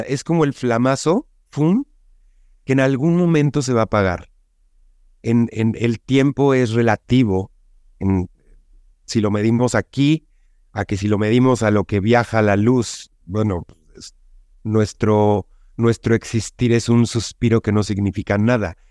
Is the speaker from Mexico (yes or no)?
yes; Mexico; como buen mexicano